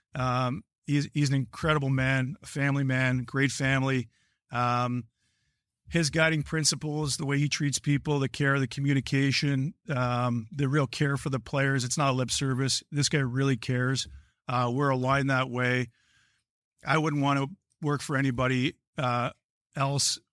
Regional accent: Hamilton, Ontario, Canada; born or raised there

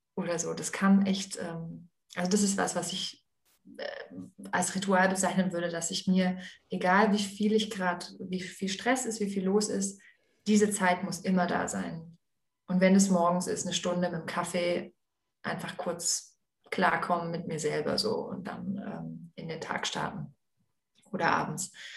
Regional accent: Aalen, Baden-Württemberg, Germany; Ich bin eben ja in Aalen aufgewachsen

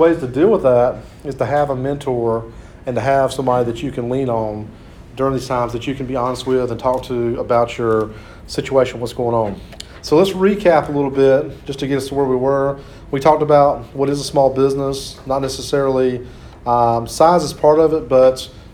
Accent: Clinton, North Carolina, United States; Clinton, North Carolina, my hometown

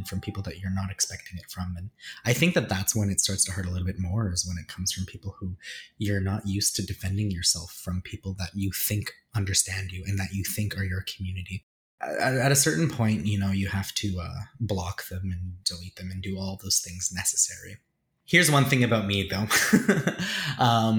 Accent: Edmonton, Alberta, Canada; moved away as an adult; now in Toronto, Canada; I was born and raised in Edmonton

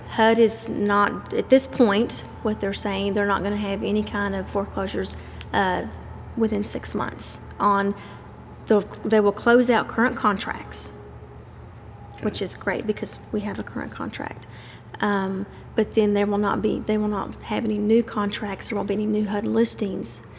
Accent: Dublin, Texas, United States; moved away as an adult; now in Stephenville, United States; I'm actually from Dublin

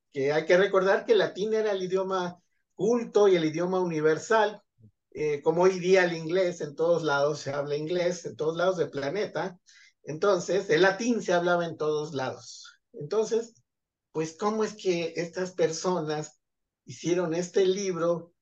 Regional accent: Zumpango, State of Mexico, Mexico; soy originario de Zumpango de la Laguna, Estado de México

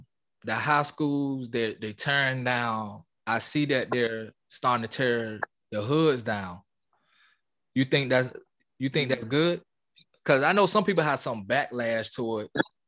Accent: Charlestown, Massachusetts, United States; You know, I'm from Charlestown, and my neighborhood did little things. They had little summer camps. They had little events in our neighborhood.

